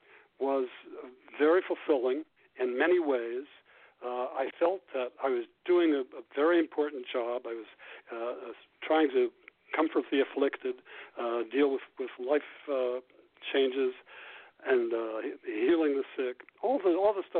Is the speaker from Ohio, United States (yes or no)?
yes; Ohio, United States; moved away as an adult; I grew up in Ohio and went to Columbia when I went to college